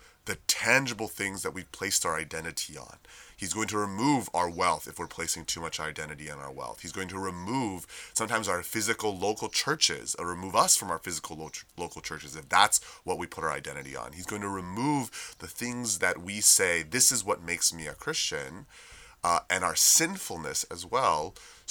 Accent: United States; we as American citizens

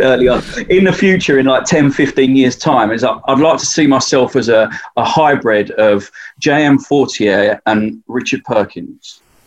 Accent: Essex, East of England, United Kingdom; Essex, if you don't know, I'm from Essex

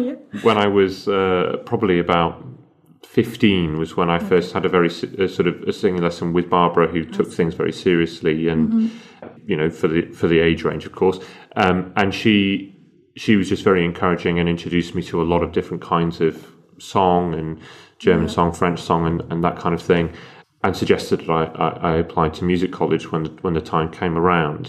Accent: Sheffield, Yorkshire and the Humber, United Kingdom; involved in a lot of amateur dramatics companies in my hometown, which was Sheffield

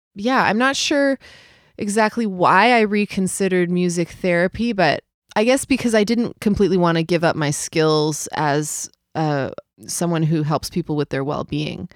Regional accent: Vancouver, British Columbia, Canada; moved away as an adult; also born or lived in New Zealand / London; now in Montreal, Canada; Vancouver will always be home, I think. It'll always be my hometown.

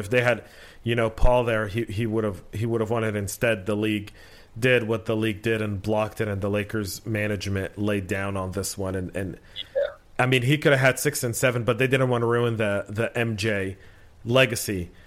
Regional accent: Bay Area, California, United States; I grew up in the Bay Area in the '80s

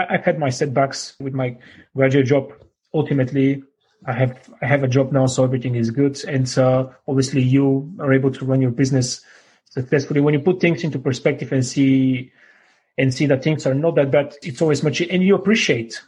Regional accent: Bulgaria; moved away as an adult; now in England, United Kingdom; I had to go back to my home country, Bulgaria

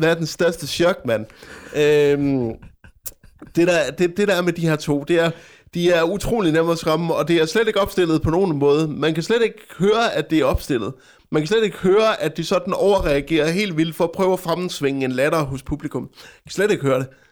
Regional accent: Frederikshavn, North Denmark Region, Denmark; min hjemstavn, Frederikshavn

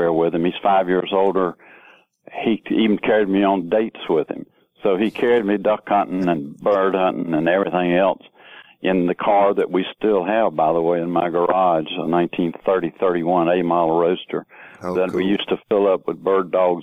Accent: Lexington, North Carolina, United States; born or raised there

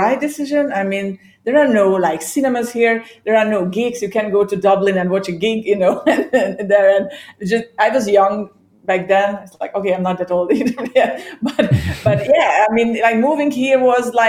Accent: Hungary; English is a second language; also born or lived in Ireland; now in Cyprus; I was born and raised in Hungary. I originally from Hungary

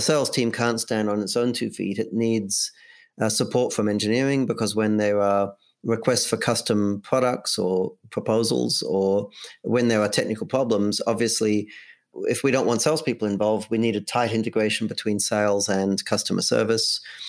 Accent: Australia; now in United States; I moved here from Australia, so we say diary in Australia.

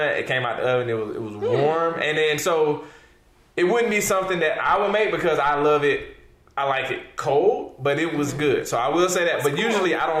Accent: Atlanta, Georgia, United States; I'm from Atlanta

